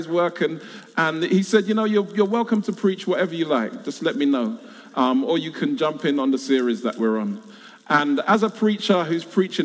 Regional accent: London, United Kingdom; I was born and raised in South London

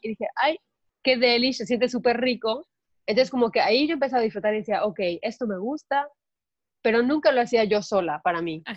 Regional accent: Mérida, Yucatán, Mexico; yo soy de Mérida y crecí

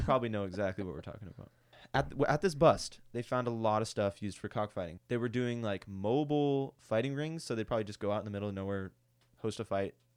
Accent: United States; I'm an American

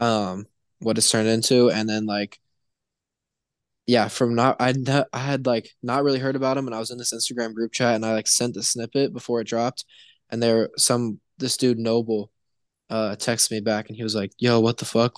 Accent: Indianapolis, Indiana, United States; now in Cincinnati, United States; I'm from, uh, Indianapolis, Indiana, kind of middle of nowhere

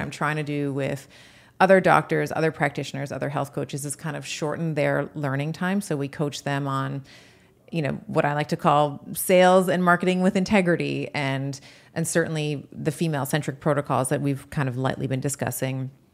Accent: Canada; also born or lived in United States; as a Canadian, uh, but also as an American

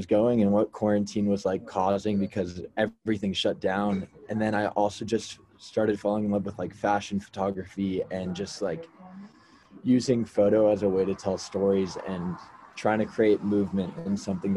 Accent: Orange County, California, United States; I'm originally from Orange County, California

